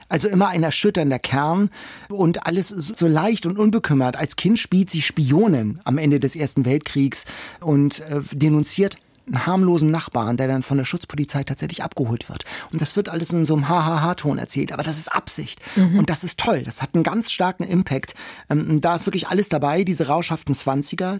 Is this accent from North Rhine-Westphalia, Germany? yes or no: no; Hamburg, Germany; als Hamburger